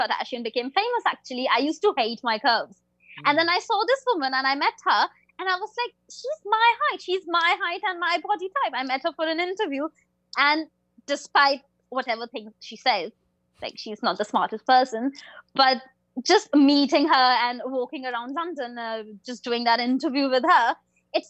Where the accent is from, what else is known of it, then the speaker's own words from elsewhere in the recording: India; I'm an Indian person.